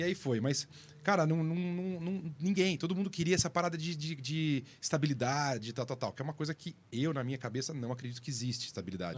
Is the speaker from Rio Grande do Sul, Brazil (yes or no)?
no; Sorocaba, São Paulo, Brazil; moved away as an adult; Sorocaba, que é a minha cidade natal